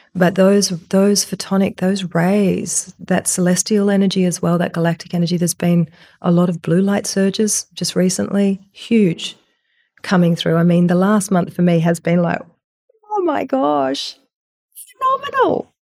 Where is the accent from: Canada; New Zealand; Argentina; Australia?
Australia; I'm this Australian woman